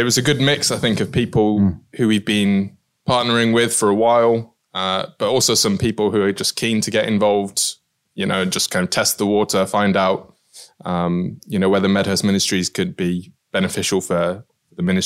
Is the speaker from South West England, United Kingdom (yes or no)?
yes; Cheltenham, South West England, United Kingdom; also born or lived in Aberdeen; now in Middlesbrough, United Kingdom; I grew up in Cheltenham, which is a very kind of very, very different place to Middlesbrough.